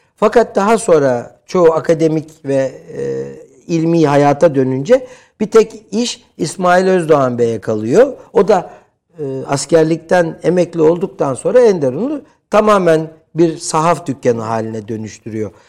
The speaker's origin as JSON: {"language": "Turkish", "region": "Istanbul", "country": "Turkey", "tie": "born or raised there", "said": "70'li yıllarda İstanbul Cerrahpaşa doğumluyum ki Cerrahpaşalılığı e, özellikle e, vurgularım."}